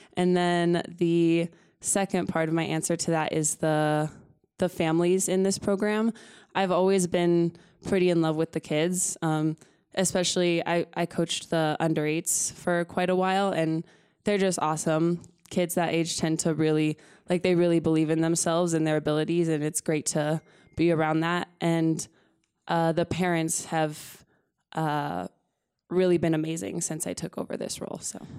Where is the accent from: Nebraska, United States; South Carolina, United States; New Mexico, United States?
New Mexico, United States; Los Alamos; moved away; also born or lived in Albuquerque, New Mexico; I'm from Los Alamos, New Mexico. Uh, I grew up there my whole life.